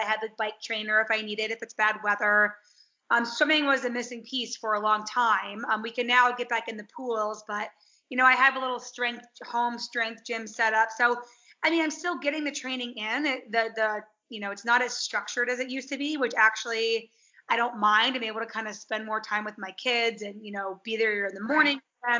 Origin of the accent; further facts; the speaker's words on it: Chicago, Illinois, United States; moved away as an adult; now in Colorado Springs, United States; Thanks for having me on. I currently live in Colorado Springs. So I'm from Chicago. Well, my family and I moved out from Chicago in early 2019